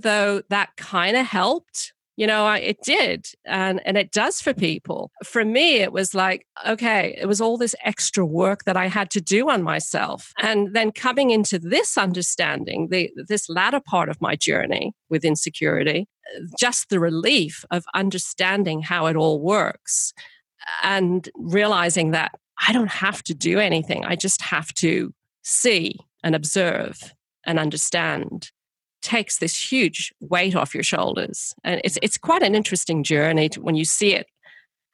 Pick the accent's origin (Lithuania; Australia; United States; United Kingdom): United Kingdom; I'm British